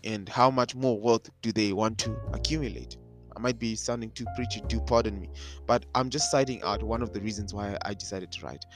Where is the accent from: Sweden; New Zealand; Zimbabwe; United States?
Zimbabwe; moved away as an adult; I am black and I'm international. I come from Zimbabwe